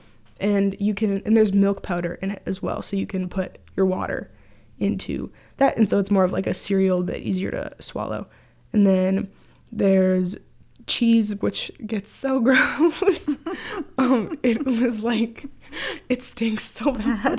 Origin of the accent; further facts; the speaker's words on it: Grand Marais, Minnesota, United States; I'm from Grand Marais, Minnesota. Grew up here, born and raised